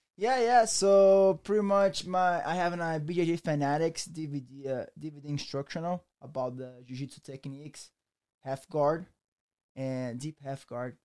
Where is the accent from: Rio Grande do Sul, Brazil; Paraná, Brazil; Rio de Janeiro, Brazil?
Rio de Janeiro, Brazil; English is a second language; moved away; also born or lived in Méier, Rio de Janeiro / Barra da Tijuca, Rio de Janeiro; I came from Rio de Janeiro.